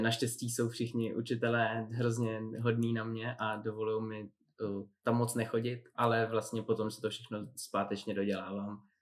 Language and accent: Czech; Špindlerův Mlýn, Hradec Králové Region, Czechia; jsem vyrůstal ve Špindlu